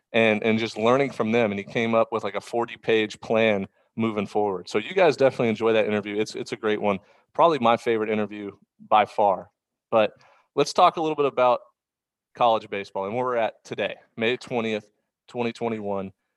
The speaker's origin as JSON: {"language": "English", "town": "Houston", "region": "Texas", "country": "United States", "tie": "born or raised there", "said": "growing up in Houston"}